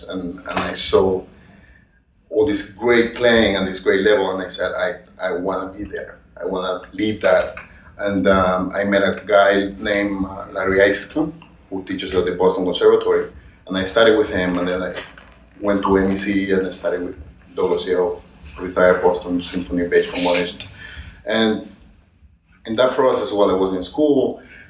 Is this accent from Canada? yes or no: no; Venezuela; moved away as an adult; also born or lived in Caracas; now in New York, United States; I am from Venezuela originally